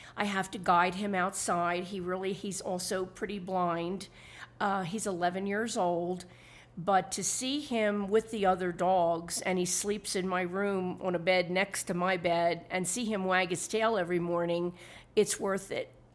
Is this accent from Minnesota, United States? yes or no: no; Philadelphia, Pennsylvania, United States; moved away as an adult; now in Santa Fe, United States; Originally, I'm from Philadelphia, Pennsylvania. I moved to Santa Fe, New Mexico in June two thousand and eight